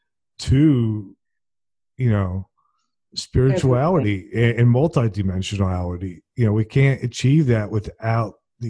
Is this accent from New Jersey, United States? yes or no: yes; New Jersey, United States; now in Alabama, United States; I grew up in New Jersey, and when I was a kid, it was country and it was nice. But then, you know, sort of like urban sprawl took over.